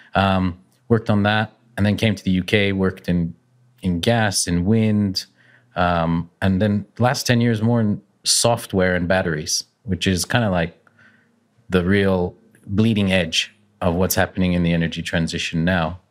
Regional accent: Calgary, Alberta, Canada; I'm, I'm Canadian. Uh, I'm from Calgary, which is in Western Canada on the Rockies

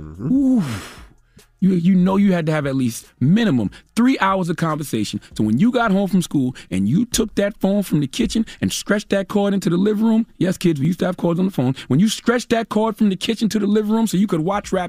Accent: Mount Corner, South Carolina, United States; I grew up in Mount Corner, South Carolina. I ain't had no damn money.

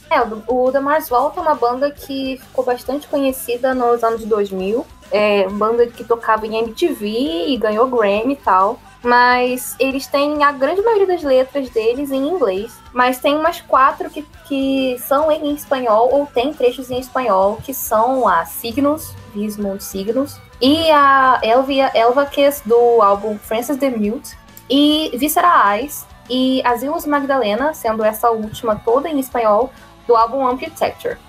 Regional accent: Rio de Janeiro, Brazil

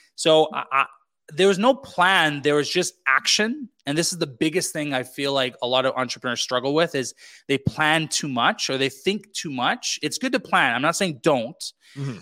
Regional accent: British Columbia, Canada; moved away as an adult; also born or lived in Quebec; back into BC, uh, British Columbia, Canada, where I grew up

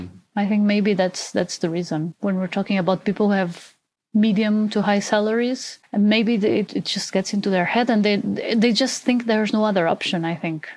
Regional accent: Portugal; now in Germany; I'm from Portugal. I currently live in Germany and I'm 32 years old

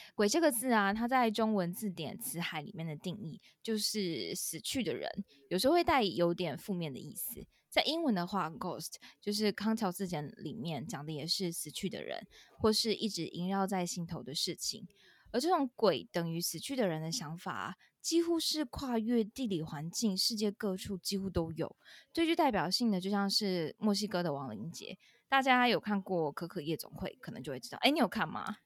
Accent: Taiwan; 我们台湾人

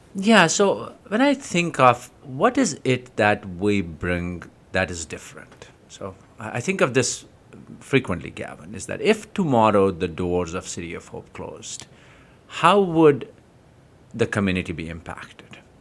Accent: Jammu and Kashmir, India; moved away; So, in Kashmir, I grew up in Kashmir

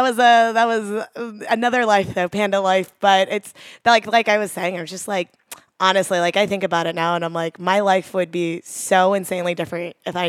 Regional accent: Katy, Texas, United States; So I grew up just outside of Houston in the kind of suburbs of Katy, Texas.

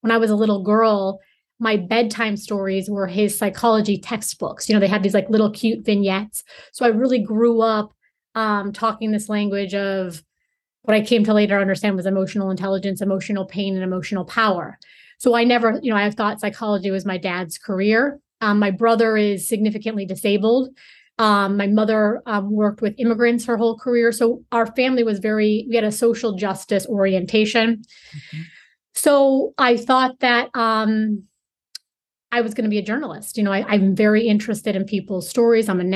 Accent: Chicago, Illinois, United States; I'm from Chicago, Illinois

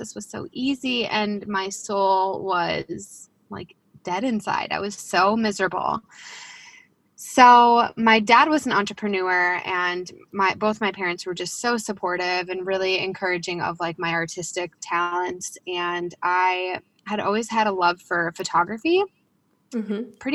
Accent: Chicago, Illinois, United States; also born or lived in Denver, Colorado; I grew up in the Chicagoland area

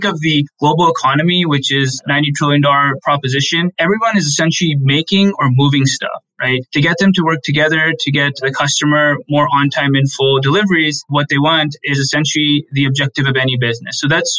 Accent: Allentown, Pennsylvania, United States; born there; So I was born in Allentown, Pennsylvania, which is part of the Lehigh Valley

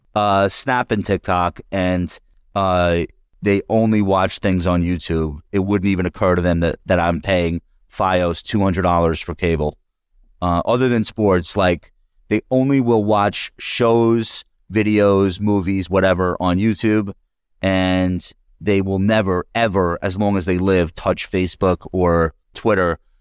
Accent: Long Island, New York, United States; we're both from Long Island

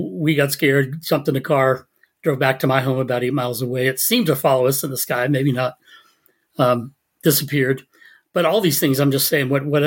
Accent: Savannah, Georgia, United States; I grew up in Savannah, Georgia. That's where I was born

